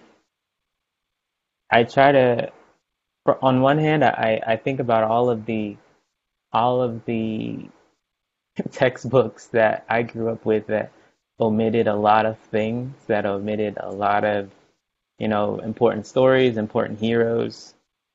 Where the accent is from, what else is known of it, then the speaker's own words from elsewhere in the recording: Houston, Texas, United States; moved away as an adult; also born or lived in Virginia / California; I grew up in Houston, Texas